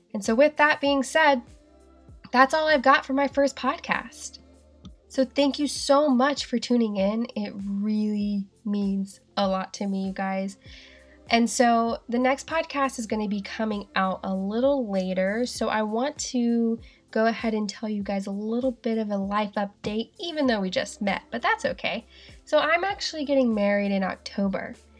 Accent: the South, United States; accent: southern; now in Seattle, United States; how southern my accent is sometimes

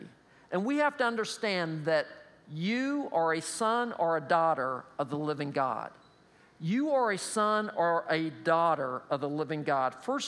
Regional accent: State College, Pennsylvania, United States; He played football, and again, we're from State College, so that's what we do, right?

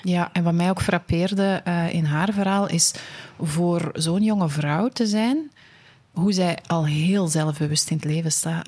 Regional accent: Antwerp, Flanders, Belgium; accent: Antwerps; mijn Antwerps accent

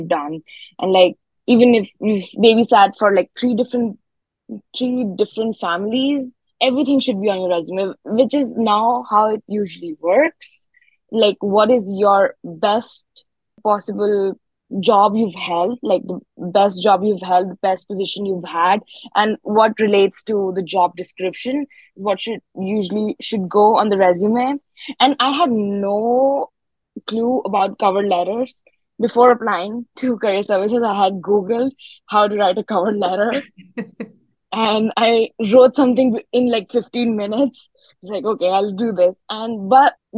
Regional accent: New Delhi, Delhi, India; moved away as an adult; now in Maryville, United States; I'm from like a city. I'm from New Delhi

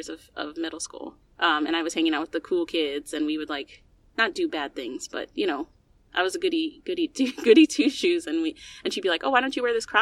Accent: United States; as an American

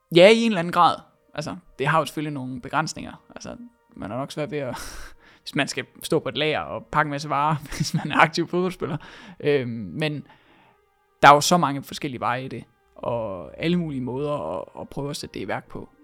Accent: Denmark; vi som danskere har været vant til at gøre tingene på

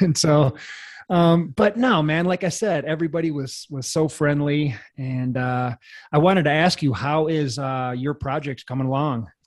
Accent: Janesville, Wisconsin, United States; I was just a kid in Wisconsin

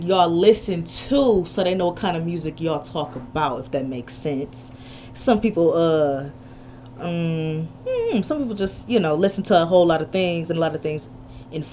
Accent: Cleveland, Ohio, United States; … from Clee

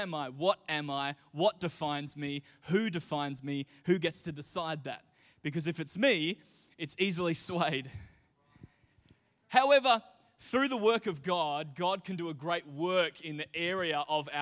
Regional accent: Mindarie, Western Australia, Australia; here in Australia, certainly when I was growing up in Mindari, your identity was tied to your postcode

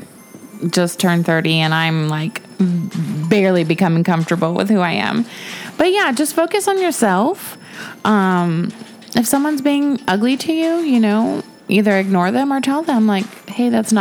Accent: Texas, United States; I'm Texan.

